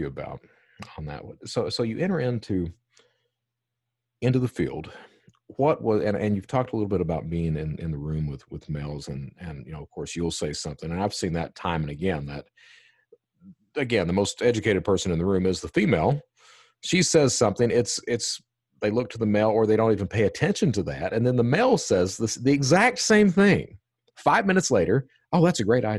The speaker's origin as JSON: {"language": "English", "region": "Eastern Kentucky", "country": "United States", "tie": "born or raised there", "said": "I was raised, I'm from Eastern Kentucky"}